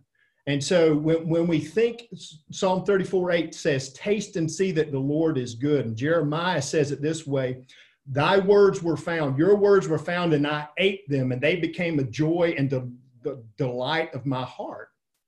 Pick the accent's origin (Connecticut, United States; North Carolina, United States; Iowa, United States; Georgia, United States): Georgia, United States; near Savannah, South; when I grew up in South Georgia, Kenneth, on the other side, Gina grew up in Albany, I grew up near Savannah.